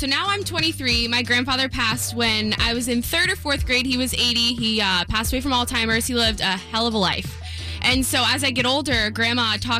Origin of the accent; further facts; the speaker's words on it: South Florida, United States; I grew up in South Florida